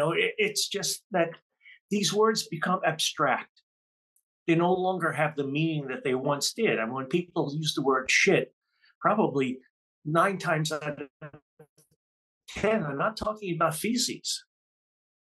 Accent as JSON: {"language": "English", "town": "New York City", "region": "New York", "country": "United States", "tie": "born or raised there", "said": "Growing up, I grew up in Jamaica, Queens, New York"}